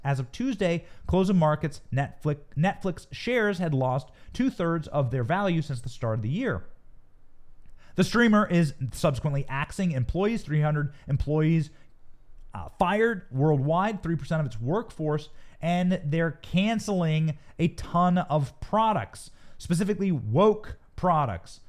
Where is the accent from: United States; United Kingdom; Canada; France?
United States; Tampa, Florida; in Tampa, Florida, right here in my hometown.